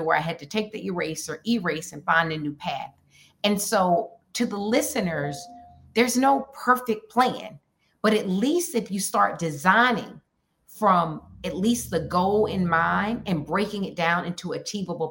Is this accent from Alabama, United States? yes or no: yes; Alabama, United States; also born or lived in Minneapolis; now in New York, United States; somebody who's originally from Alabama